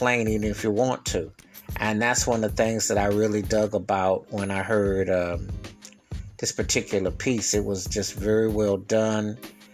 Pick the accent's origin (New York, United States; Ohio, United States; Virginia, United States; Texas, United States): New York, United States; Buffalo; my hometown of Buffalo, New York